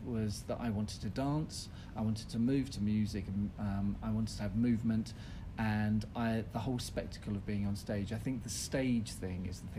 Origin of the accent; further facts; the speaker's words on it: Ipswich, East of England, United Kingdom; I was brought up in Ipswich in Suffolk with a very normal working class family.